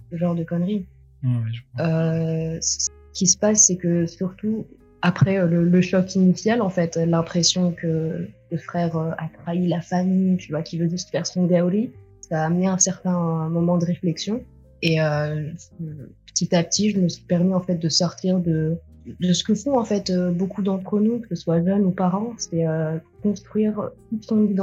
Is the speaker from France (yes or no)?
yes; France; born there; je suis née en France de parents euh, tunisiens, la petite dernière d'une grande fratrie.